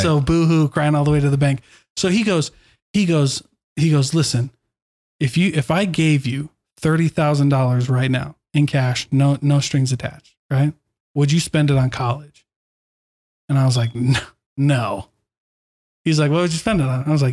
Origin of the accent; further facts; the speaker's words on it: Iowa, United States; moved away as an adult; now in Utah, United States; in my hometown, everybody thought you had to go to college